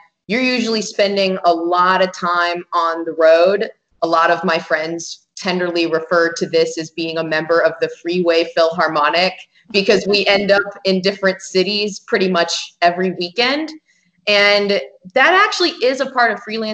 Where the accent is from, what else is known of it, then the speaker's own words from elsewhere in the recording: Phoenix, Arizona, United States; now in Tucson, United States; I'm originally from Phoenix, which is just about an hour and 45 minutes, 2 hours north of here.